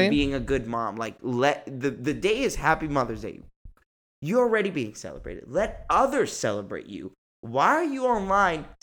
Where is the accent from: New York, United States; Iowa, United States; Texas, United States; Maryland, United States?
New York, United States; oh, you better not get an attitude with me, bitch. I'm from New York.